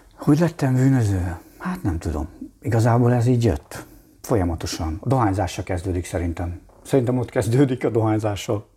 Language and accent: Hungarian; Mosonmagyaróvár, Győr-Moson-Sopron, Hungary; moved away as an adult; also born or lived in Budapest; Moson Magyaróváron nőttem fel